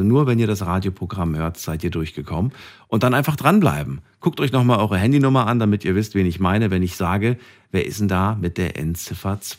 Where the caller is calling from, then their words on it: Bergisch Gladbach, North Rhine-Westphalia, Germany; Ähm, ich komme aus Bergisch Gladbach.